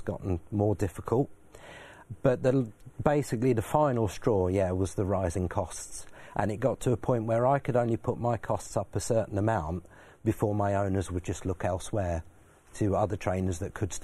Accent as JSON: {"language": "English", "country": "Belgium", "tie": "born or raised there", "moved": "yes", "said": "I grew up in Belgium, started as an apprentice there"}